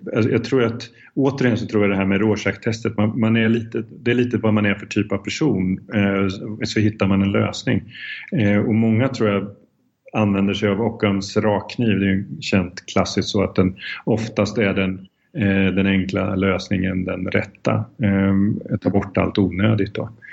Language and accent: Swedish; Sweden; moved away as an adult; also born or lived in Czech Republic; jag är svensk